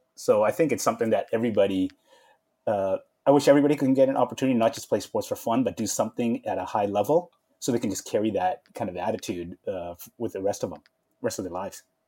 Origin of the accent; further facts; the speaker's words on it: Vancouver, British Columbia, Canada; I grew up in uh, Vancouver, British Columbia, Canada